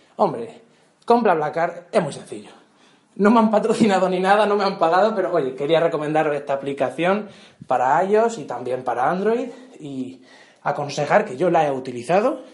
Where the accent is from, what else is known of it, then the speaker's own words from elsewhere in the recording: Region of Murcia, Spain; de mi pueblo a Murcia capital, o, por ejemplo, que son unos 40 minutos 50 en coche